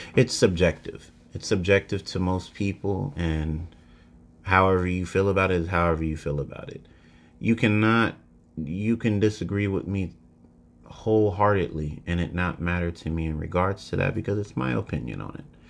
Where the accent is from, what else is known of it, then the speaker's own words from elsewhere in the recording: United States; as an American person